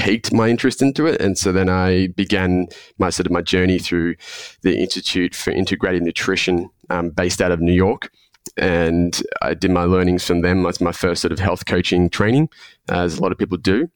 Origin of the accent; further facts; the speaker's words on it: Melbourne, Victoria, Australia; accent: Australian; born and raised in Melbourne. I've spent the majority of my life here.